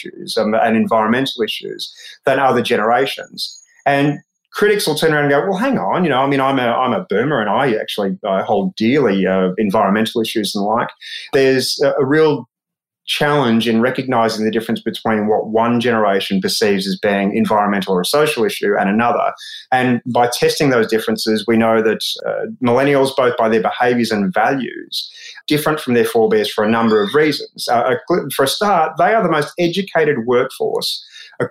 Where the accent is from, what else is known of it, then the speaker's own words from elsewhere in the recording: Australia; as an Australian